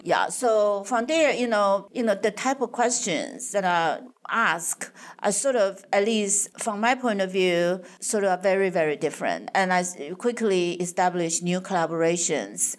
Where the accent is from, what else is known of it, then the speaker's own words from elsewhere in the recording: Taiwan; moved away as an adult; also born or lived in Madison, Wisconsin; I was born and raised in Taiwan